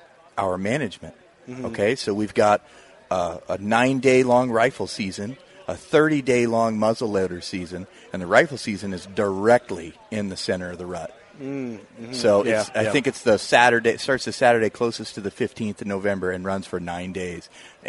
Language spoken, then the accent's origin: English; Illinois, United States; born or raised there